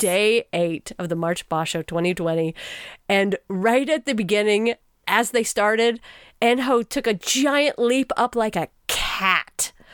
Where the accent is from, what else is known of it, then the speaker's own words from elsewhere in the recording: Texas, United States; as a Texan to learn Japanese through an Australian